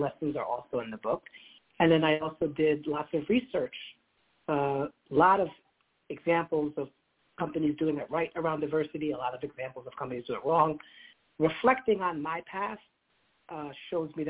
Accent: United States; I was born in America

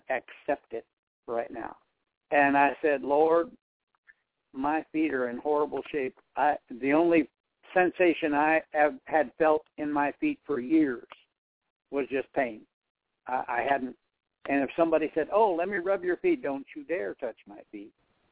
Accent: South Dakota, United States; moved away as an adult; also born or lived in Nebraska; born and raised in South Dakota. I moved to Nebraska to start the church.

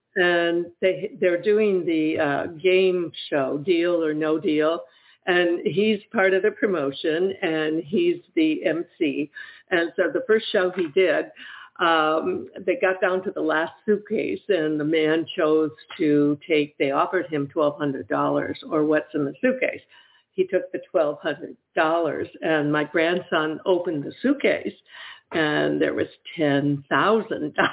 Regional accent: Michigan, United States; moved away; also born or lived in Ohio; I'm actually from Michigan

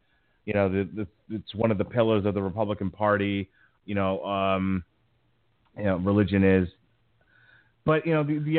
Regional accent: United States; as an American

